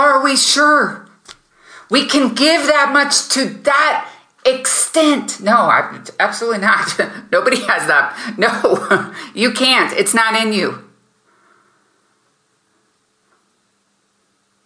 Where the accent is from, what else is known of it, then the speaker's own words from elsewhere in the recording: United States; now in Germany; I'm not there in America, I'm in Germany, but I was raised in America